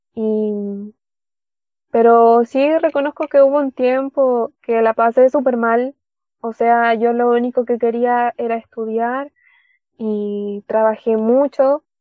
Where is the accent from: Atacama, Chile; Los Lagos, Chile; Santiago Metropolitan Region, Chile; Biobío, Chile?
Atacama, Chile; Caldera; de Chile, de la tercera región de, Chile, mm, Caldera, la ciudad de Caldera.